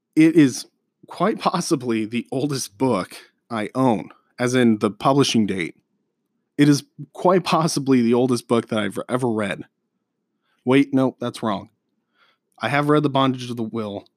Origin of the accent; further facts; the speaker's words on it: Colorado, United States; moved away as an adult; now in Omaha area, Nebraska, United States; I'm from Colorado